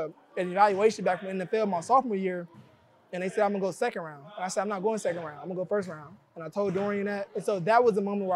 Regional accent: Kansas City, Missouri, United States; moved away as an adult; now in Detroit, United States; I love Kansas City. I love my hometown

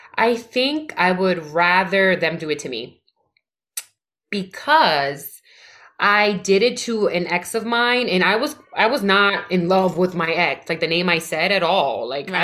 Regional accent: New York City, New York, United States; I'm from the Bronx, born and raised.

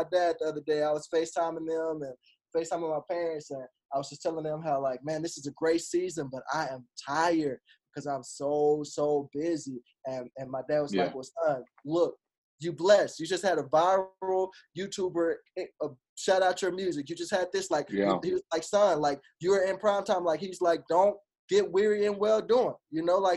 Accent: Arkansas, United States; now in Tulsa, United States; before I even moved to Tulsa. I'm originally from Arkansas.

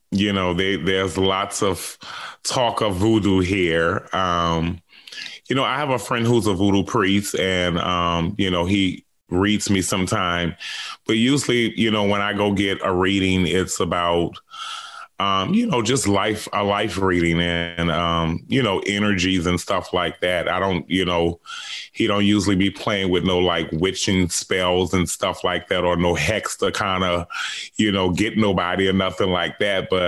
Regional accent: New Orleans, Louisiana, United States; That's right. My whole life. So that's why I'm ready to get the hell away from New Orleans right now.

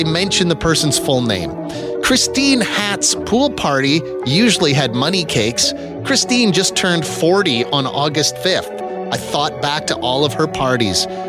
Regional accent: Moose Jaw, Saskatchewan, Canada; Friend of mine I grew up with in Moose Jaw

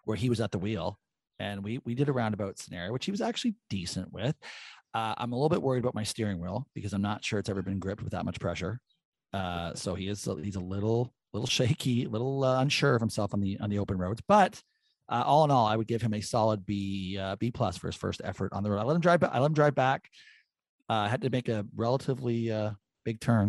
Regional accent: Canada; I'm a Canadian

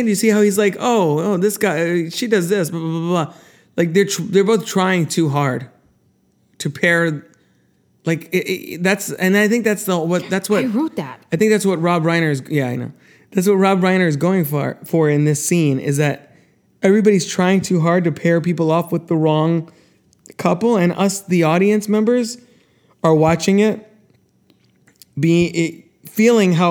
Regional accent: New Jersey, United States; Well, I'm from New Jersey too.

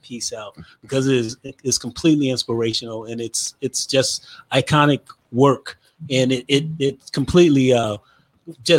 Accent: Gary, Indiana, United States; I'm from Gary, Indiana, as we said before. Mm-hmm. There weren't a lot of artists when I was growing up there

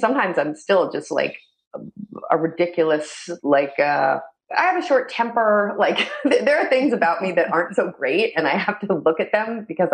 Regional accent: Northeast, United States; moved away as an adult; also born or lived in Idaho / Austin, Texas / Mexico; I grew up in the Northeast, so talk kind of fast.

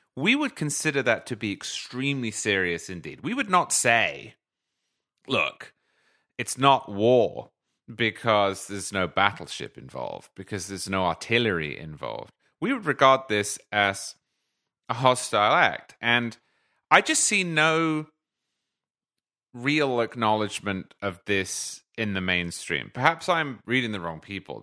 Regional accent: United Kingdom; as a Brit

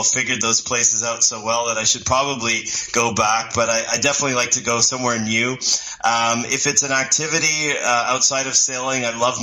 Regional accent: Quebec, Canada; moved away as an adult; now in Toronto, Canada; I'm actually a Quebecer, but I've lived in Toronto probably, I would say, over 20 years, so I'm more English than French now

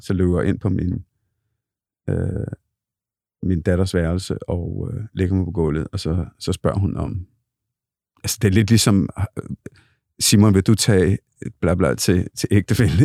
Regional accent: Copenhagen, Capital Region of Denmark, Denmark; jeg er født og opvokset på Bryggen

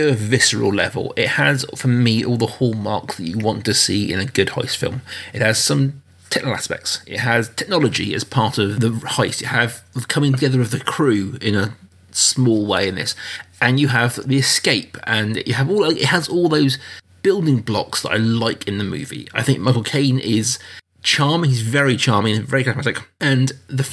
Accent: United Kingdom; as a Brit

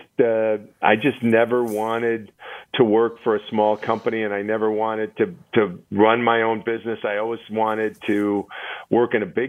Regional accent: Milwaukee, Wisconsin, United States; And then I got recruited to go to Northwestern Mutual, which is in my hometown of Milwaukee.

